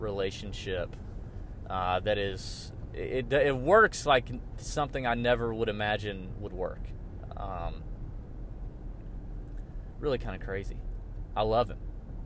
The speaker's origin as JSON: {"language": "English", "town": "Augusta", "region": "Georgia", "country": "United States", "tie": "born or raised there", "said": "I born and raised in Augusta. I live just outside, like 10 minutes outside of Augusta right now"}